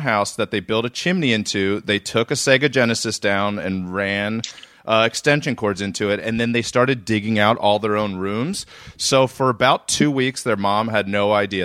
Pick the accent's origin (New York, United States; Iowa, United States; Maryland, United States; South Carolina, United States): Maryland, United States; Reisterstown; I grew up in Reisterstown, Maryland. So I grew up just north